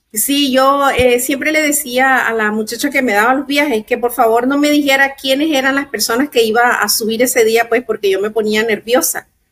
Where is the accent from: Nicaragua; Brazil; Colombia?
Nicaragua; also born or lived in Maryland / Chicago; now in Florida, United States; soy de Nicaragua, tengo casi 35 años viviendo en Estados Unidos